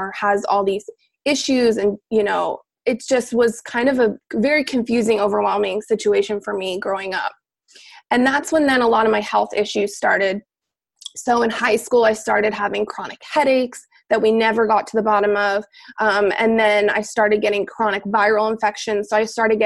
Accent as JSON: {"language": "English", "region": "Pennsylvania", "country": "United States", "tie": "born or raised there", "also_born_or_lived": "Arizona", "moved": "as an adult", "said": "I grew up in Pennsylvania"}